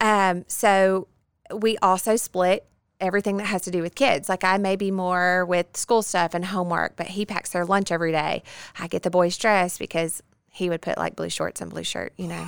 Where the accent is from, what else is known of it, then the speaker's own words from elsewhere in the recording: Bossier City, Louisiana, United States; born and bred in Bossier City